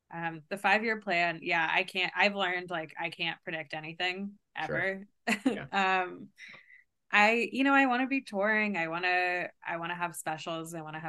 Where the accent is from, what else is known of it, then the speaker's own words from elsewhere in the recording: Kentucky, United States; I've always like felt very like outsider-y because I grew up like Jewish in Kentucky